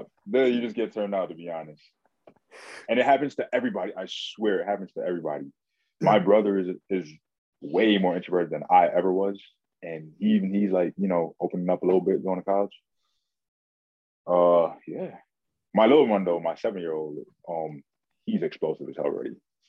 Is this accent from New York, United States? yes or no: yes; New York City, New York, United States; I grew up in Brooklyn. I went to high school in Manhattan.